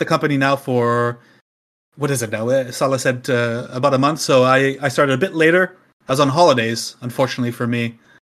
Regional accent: Canada; moved away as an adult; now in Finland; you might be able to hear that my accent is not necessarily Finnish. So I'm originally from Canada. That's what that is. I've been living in Finland now for 5 or 6 years.

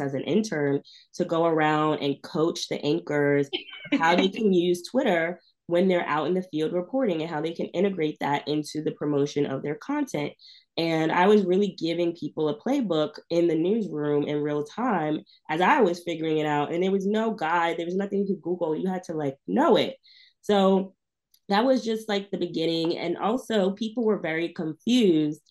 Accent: New York, United States; I grew up in New York

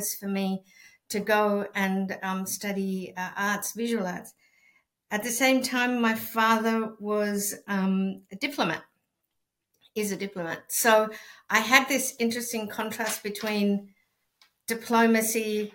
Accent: Santiago, Santiago Metropolitan Region, Chile; first language Spanish; English is a second language; now in Melbourne, Australia; I'm from Chile, from Santiago, and I think I've always grown up with arts being part of day-to-day life.

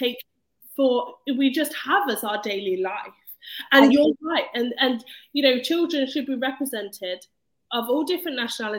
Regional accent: Leicester, East Midlands, United Kingdom; I was brought up in Leicester

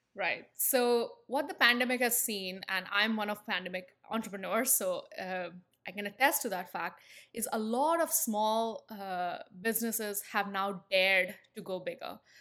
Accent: India; moved away; if the accent hasn't given it away, I'm from India. And I spent my entire, uh, formative years in the country.

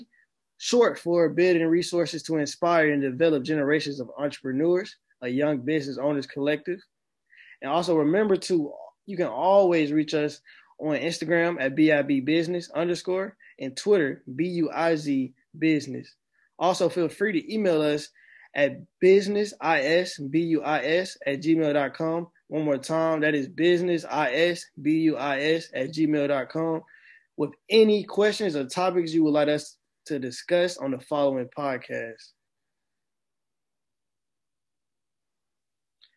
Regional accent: Atlanta, Georgia, United States; moved away as an adult; now in Greensboro, United States; And I'm from Atlanta, Georgia. And just me growing up in Atlanta

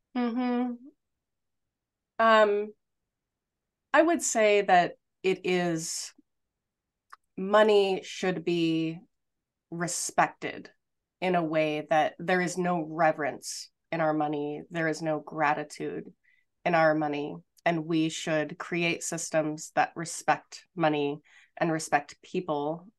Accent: outside Los Angeles, Southern California, United States; I grew up outside Los Angeles in Southern California

